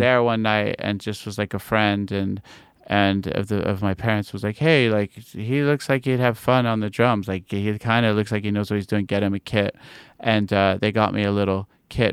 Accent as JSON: {"language": "English", "region": "New York", "country": "United States", "tie": "born or raised there", "also_born_or_lived": "London", "said": "I was born in London, uh, my parents are English, and then I moved to New York when I was eight. And I was pretty much, I, I consider myself a New Yorker"}